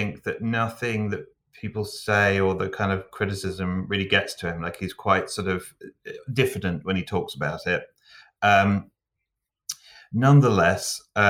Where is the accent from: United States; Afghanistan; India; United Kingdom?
United Kingdom; England; But being English too, and I definitely, I could kind of identify the still waters run deep syndrome